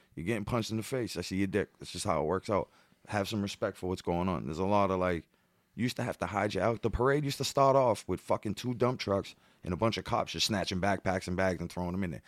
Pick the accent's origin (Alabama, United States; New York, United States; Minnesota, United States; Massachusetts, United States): Massachusetts, United States; Boston; I'm from the projects, I'm from where the parade begins.